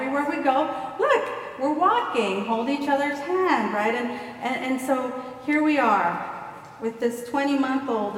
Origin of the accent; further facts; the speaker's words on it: Houston, Texas, United States; I grew up in Gulfton